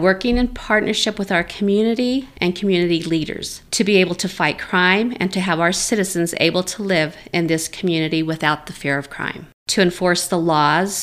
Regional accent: San Luis Valley, Colorado, United States; I'm originally from the San Luis Valley and lived here my entire life

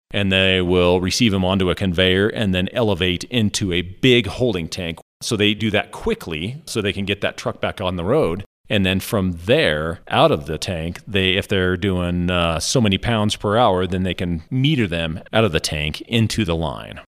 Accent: Monte Vista, Colorado, United States; also born or lived in Alabama; we moved back when I was about, I think, three or four, and I've pretty much lived here for my whole life

